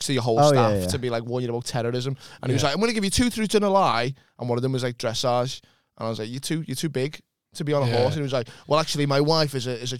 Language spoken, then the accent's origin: English; Liverpool, North West England, United Kingdom; I grew up in North Liverpool in Kirkdale